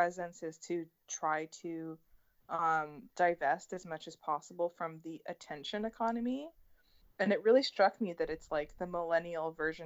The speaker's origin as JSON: {"language": "English", "town": "Vancouver", "region": "British Columbia", "country": "Canada", "tie": "born or raised there", "said": "growing up in Vancouver"}